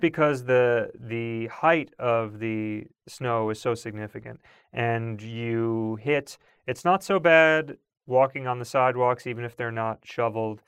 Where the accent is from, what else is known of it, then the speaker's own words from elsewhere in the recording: Long Island, New York, United States; growing up on Long Island